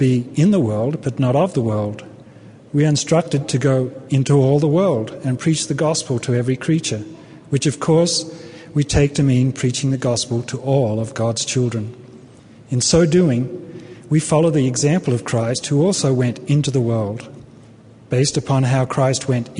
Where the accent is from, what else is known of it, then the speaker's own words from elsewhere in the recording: Australia; moved away as an adult; also born or lived in Brisbane, Australia / Los Angeles, United States; now in United States; I come from Australia